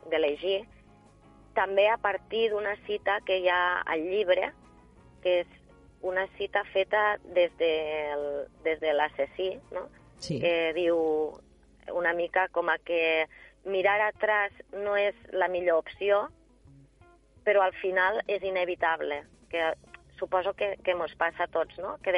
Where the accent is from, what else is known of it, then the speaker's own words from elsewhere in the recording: L'Ampolla, Catalonia, Spain; per a mi és, és algo molt, una satisfacció molt gran perquè 100% de l'ampolla, eh, poder presentar-ho al meu poble